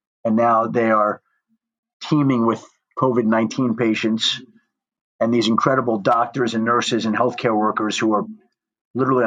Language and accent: English; New York, United States; moved away; also born or lived in Colorado; I'm from New York